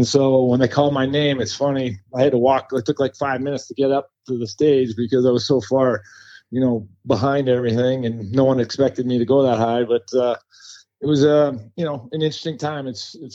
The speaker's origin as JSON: {"language": "English", "area": "Vancouver Island", "region": "British Columbia", "country": "Canada", "tie": "born or raised there", "also_born_or_lived": "Ottawa, Ontario", "moved": "as an adult", "lives_now": "Raleigh, United States", "said": "So I was born or raised in Vancouver Island"}